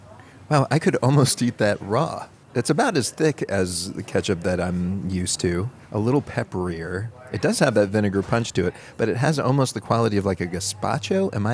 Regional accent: Pittsburgh, Pennsylvania, United States; I'm from Pittsburgh, where Heinz is based

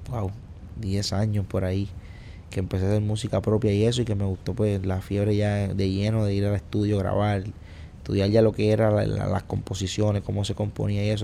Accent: Puerto Rico; also born or lived in New York, United States; yo nací en Puerto Rico, eh, crecí en Puerto Rico, que mis padres dominicanos, eh, me crié con mi abuela y eso, tuve sí, mitad dominicano y mitad boricua. Luego viví en Nueva York, en New York algunos tres años, dos años y medio. Luego volví a Puerto Rico

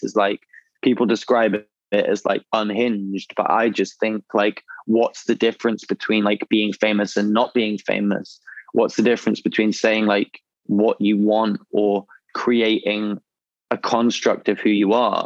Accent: England, United Kingdom; as an English person

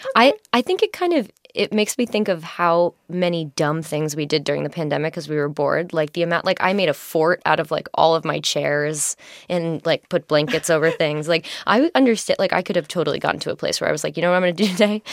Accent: New York City, New York, United States; I'm from New York City

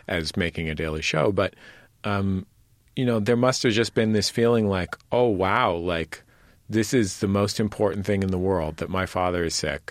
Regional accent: Bay Area, California, United States; moved away as an adult; now in Los Angeles, United States; I grew up also in the Bay Area, and I had decided to move to Los Angeles

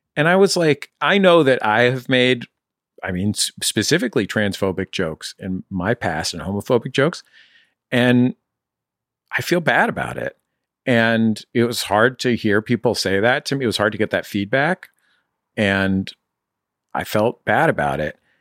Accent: San Francisco, California, United States; where I grew up in San Francisco

